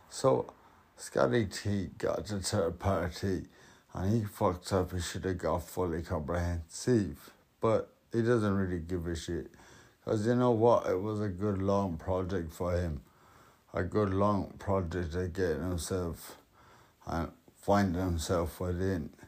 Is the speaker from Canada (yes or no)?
no; Connacht, Ireland; down to the south where now I'm from South Roscommon.